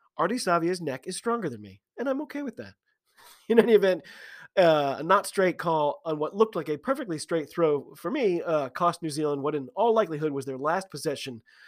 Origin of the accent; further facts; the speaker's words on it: United States; I'm an American rugby fan